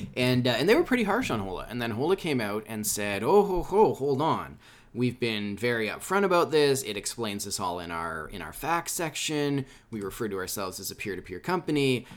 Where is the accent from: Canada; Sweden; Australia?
Canada; I'm from Canada